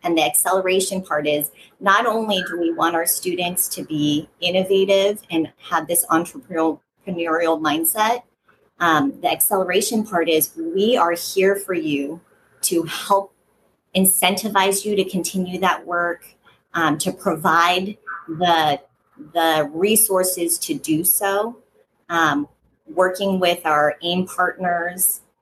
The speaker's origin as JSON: {"language": "English", "town": "Fountain Valley", "region": "California", "country": "United States", "tie": "born or raised there", "said": "I grew up here in Orange County in in Fountain Valley"}